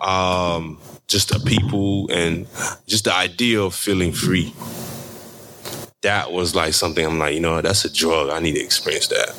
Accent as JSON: {"language": "English", "country": "Haiti", "said": "I'm from Haiti"}